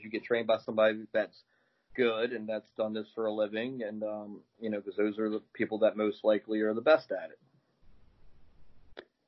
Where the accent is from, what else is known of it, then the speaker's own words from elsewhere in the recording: Baltimore, Maryland, United States; now in Glen Burnie, United States; I'm in uh, Glen Burnie right now. I'm from Baltimore